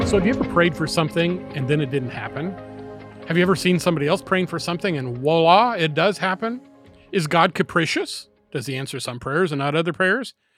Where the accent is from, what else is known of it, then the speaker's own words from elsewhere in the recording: United States; I'm an American